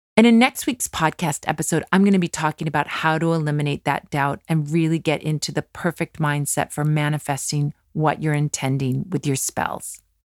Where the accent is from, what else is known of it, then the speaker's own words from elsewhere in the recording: California, United States; a kid growing up in California like me